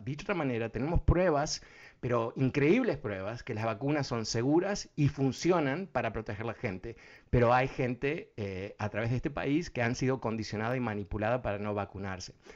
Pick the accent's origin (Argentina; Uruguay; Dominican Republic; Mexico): Uruguay; Yo soy uruguayo.